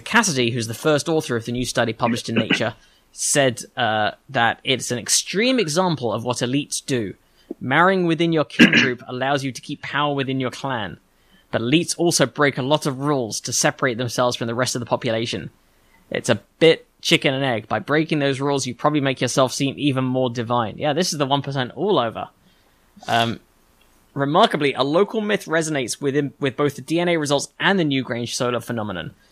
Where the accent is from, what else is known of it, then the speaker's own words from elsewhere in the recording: England, United Kingdom; moved away; I'm already English.